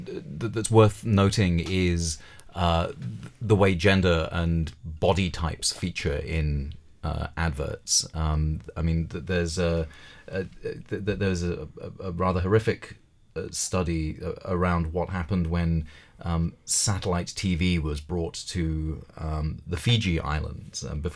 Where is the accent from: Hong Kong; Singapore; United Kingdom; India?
United Kingdom; Well, I mean, I grew up a Hindu in Britain